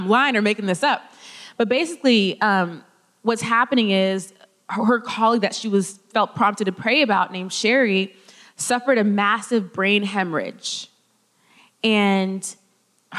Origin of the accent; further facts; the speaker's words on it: California, United States; moved away; I'm from California